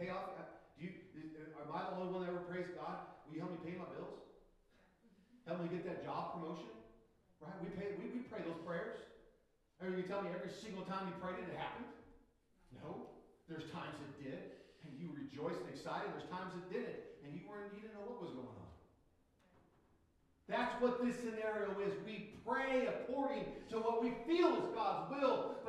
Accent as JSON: {"language": "English", "country": "United States", "said": "I am a Christian first before I'm an American"}